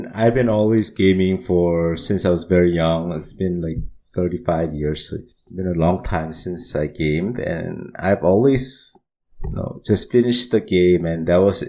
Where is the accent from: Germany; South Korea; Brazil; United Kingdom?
South Korea; Seoul; also born or lived in United States; So I was born and raised in Seoul.